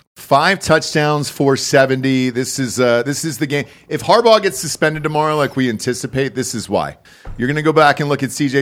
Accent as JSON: {"language": "English", "region": "Georgia", "country": "United States", "said": "I'm from Georgia"}